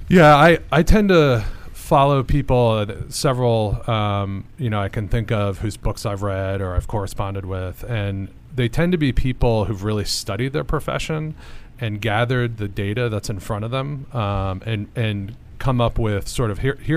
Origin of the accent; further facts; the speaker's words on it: Philadelphia, Pennsylvania, United States; Uh, at uh, Philadelphia. Suburb of Philadelphia.